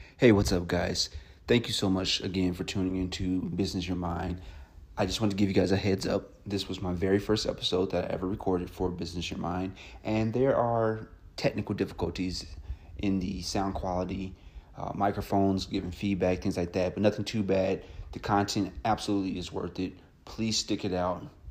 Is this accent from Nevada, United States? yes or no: no; Gary, Indiana, United States; my hometown of Gary, Indiana